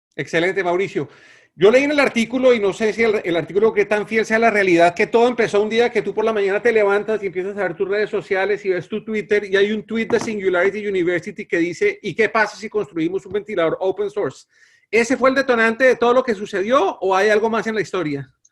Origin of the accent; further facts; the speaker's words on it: Colombia; quienes somos colombianos